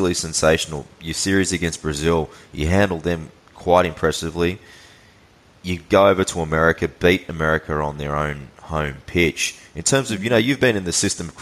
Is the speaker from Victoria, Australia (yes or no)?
no; Sydney, New South Wales, Australia; I'm a Western Sydney boy myself, I'm from Quakers Hill